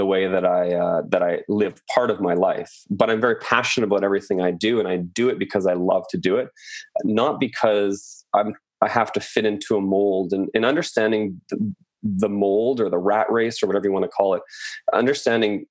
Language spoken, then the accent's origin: English; Chilliwack, British Columbia, Canada; moved away as an adult; also born or lived in France / Tofino / Vancouver; I was raised in Chilliwack, British Columbia